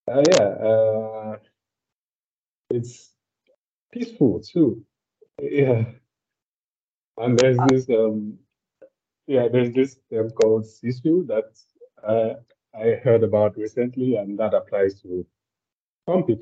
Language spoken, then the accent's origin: English; Nigeria; moved away as an adult; now in Finland; I'm from Nigeria, and uh, I've just been in Finland for a few months